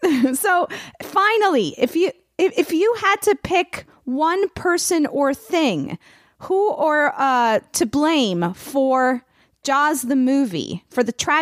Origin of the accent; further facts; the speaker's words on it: Miami, Florida, United States; I'm from Miami, so I am, I spent a lot of time as a child having nightmares about this.